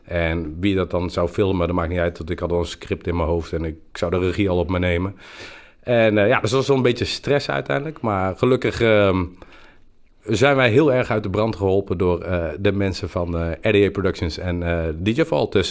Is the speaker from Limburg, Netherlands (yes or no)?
no; Breda, North Brabant, Netherlands; wij zijn de mensen uit Breda en wij zingen en wij doen dit lied voor iedereen die last heeft van de corona.